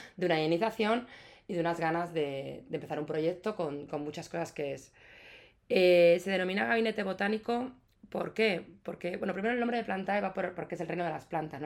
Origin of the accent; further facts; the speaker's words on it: Ciudad Real, Castilla-La Mancha, Spain; now in Madrid, Spain; vengo de, de, de, de Castilla, yo soy de Portugal, Ciudad Real, mis padres son, son gallegos